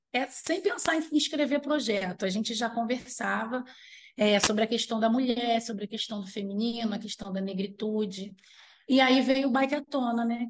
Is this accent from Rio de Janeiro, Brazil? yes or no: yes; Armação dos Búzios, Rio de Janeiro, Brazil; also born or lived in Araruama; now in Macaé, Brazil; Os meus pais, eles foram trabalhar em casa de caseiro, em Búzios